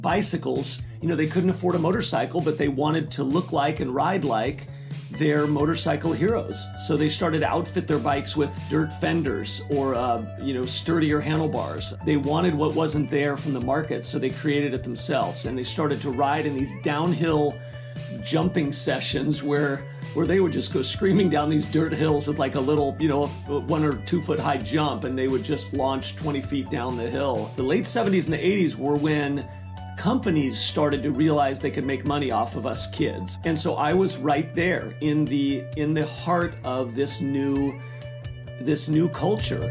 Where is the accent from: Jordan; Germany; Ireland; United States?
United States; Glen Ellen, California; I was born in Northern California in Glen Ellen